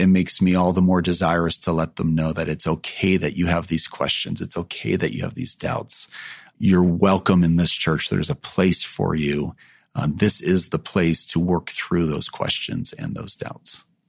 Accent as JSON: {"language": "English", "region": "California", "country": "United States", "tie": "born or raised there", "said": "I grew up in California."}